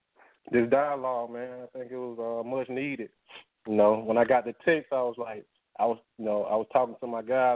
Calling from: Atlanta, Georgia, United States; I'm calling from Atlanta.

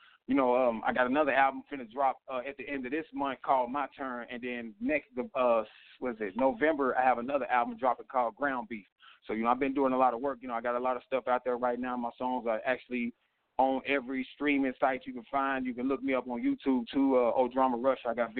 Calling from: Carroll, Illinois, United States; I'm calling from Carroll, Illinois.

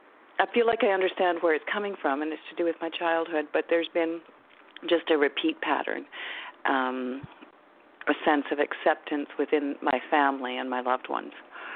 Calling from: Vancouver, British Columbia, Canada; I'm calling from Vancouver area in British Columbia in Canada.

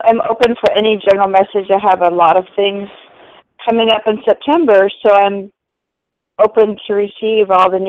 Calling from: California, United States; I am calling from California.

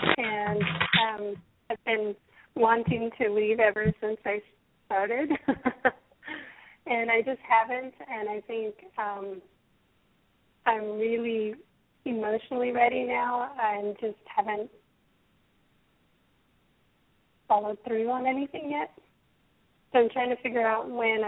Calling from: San Jose, California, United States; I'm calling from San Jose.

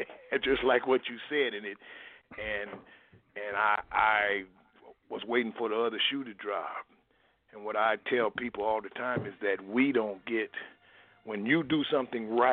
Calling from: Minnesota, United States; I'm calling from Minnesota.

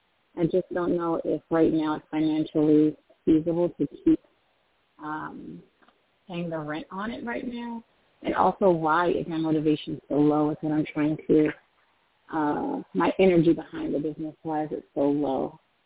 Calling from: Baltimore, Maryland, United States; from Baltimore.

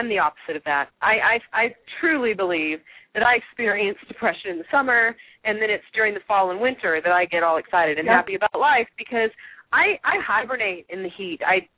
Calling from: Texas, United States; certainly we are speaking from Texas, and I'm speaking from West Texas, and boy, does it get hot here. It's like the desert.

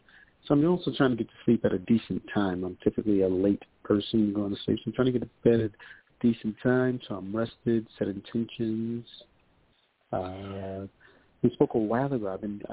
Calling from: New York, United States; calling from New York.

